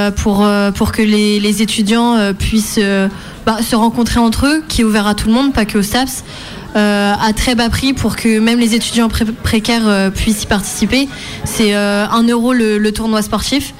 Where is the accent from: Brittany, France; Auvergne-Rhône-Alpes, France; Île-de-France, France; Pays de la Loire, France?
Brittany, France; Plurien; je suis pluriennaise, donc c'est au niveau du Cap d'Erquy, Cap Fréhel